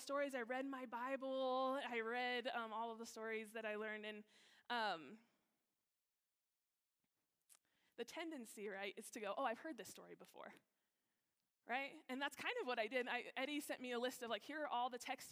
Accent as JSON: {"language": "English", "town": "Alamogordo", "region": "New Mexico", "country": "United States", "moved": "yes", "lives_now": "Colorado, United States", "said": "I'm from this little town in New Mexico"}